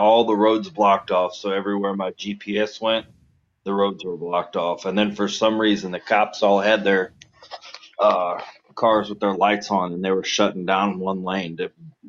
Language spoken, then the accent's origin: English; Midwest, United States; I grew up in the Midwest